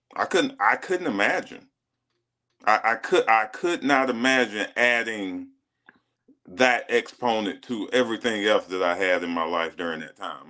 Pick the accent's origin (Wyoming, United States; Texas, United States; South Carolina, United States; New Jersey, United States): South Carolina, United States; moved away as an adult; when you're 16 years old, growing up in a small town in South Carolina